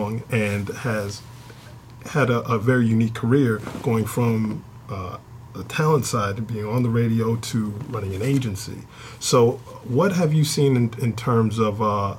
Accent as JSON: {"language": "English", "region": "New York", "country": "United States", "said": "I'm originally from New York as well"}